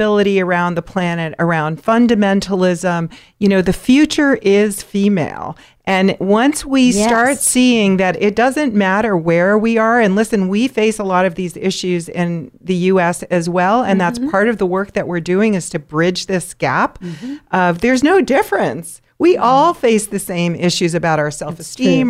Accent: New York, United States; growing up in New York with my family

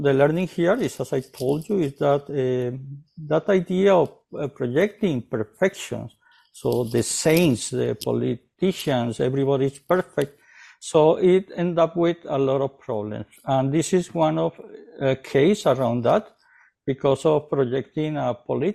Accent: Colombia; now in Canada; I'm originally from South America, from Colombia.

